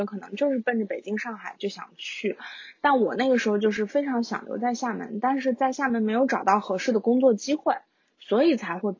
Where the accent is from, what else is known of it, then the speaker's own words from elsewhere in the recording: Xinjiang, China; 我小时候在新疆吃到的羊肉太好